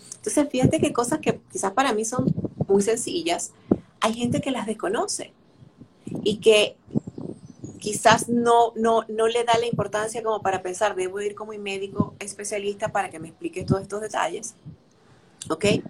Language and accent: Spanish; Venezuela; moved away as an adult; now in Dominican Republic; desde que me mudé a República Dominicana, y soy venezolana